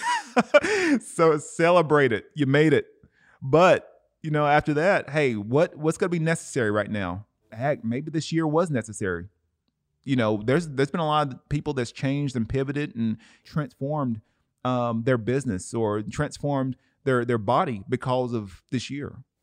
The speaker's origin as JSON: {"language": "English", "town": "Cleveland", "region": "Tennessee", "country": "United States", "tie": "born or raised there", "said": "music producer in my hometown, Cleveland, Tennessee"}